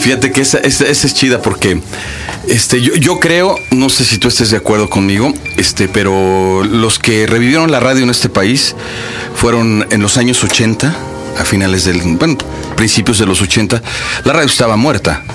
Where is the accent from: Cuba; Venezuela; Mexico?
Mexico; yo vengo de México